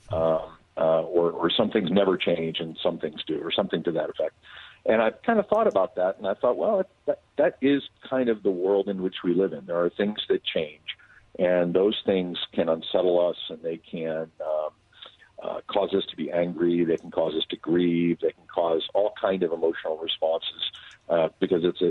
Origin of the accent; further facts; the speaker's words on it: Philadelphia, Pennsylvania, United States; moved away; growing up in Philadelphia